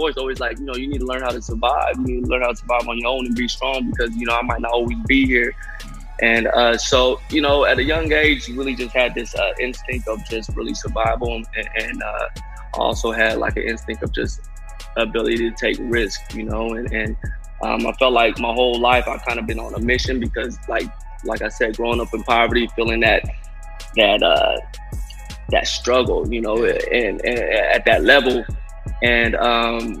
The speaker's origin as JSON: {"language": "English", "town": "Sacramento", "region": "California", "country": "United States", "tie": "born or raised there", "said": "I'm originally from Sacramento, California, just like you two. And, yeah, you know, as far as, you know, my backstory, I just, you know, grew up in an Alkali Flat neighborhood of downtown"}